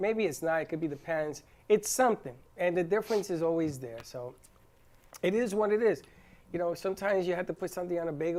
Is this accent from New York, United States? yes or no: yes; New York City, New York, United States; moved away; I'm from the Bronx in Manhattan, hot dogs, knishes, bagels.